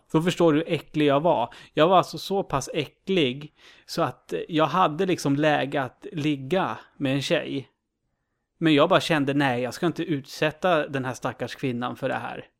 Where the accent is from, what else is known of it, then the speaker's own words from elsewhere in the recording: Uppsala, Uppsala County, Sweden; jag är ju från Uppsala